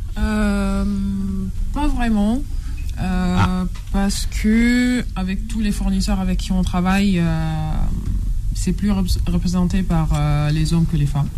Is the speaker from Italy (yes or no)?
yes; Italy; moved away as an adult; now in France; j'ai grandi, grandi, en Italie et j'ai fait mes études en Italie aussi